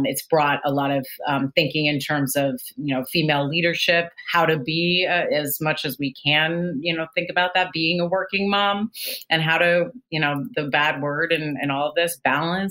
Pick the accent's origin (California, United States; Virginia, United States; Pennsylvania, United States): California, United States; Los Gatos; moved away as an adult; also born or lived in Boston; I grew up in Los Gatos